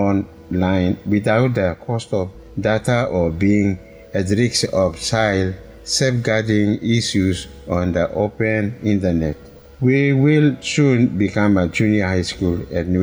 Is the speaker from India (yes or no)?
no; Chimbu Province, Papua New Guinea; also born or lived in Central Province / National Capital District; now in Port Moresby, Papua New Guinea; I'm from Chimbu province